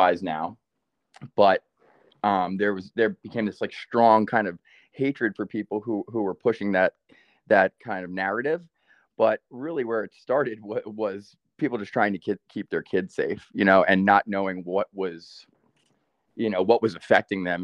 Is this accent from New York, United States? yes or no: yes; Rockland County, New York, United States; moved away; We grew up in Rockland County, New York